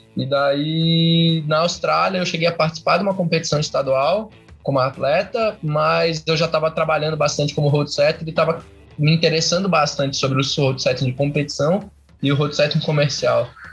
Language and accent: Portuguese; Curitiba, Paraná, Brazil; eu sou aqui de Curitiba, Paraná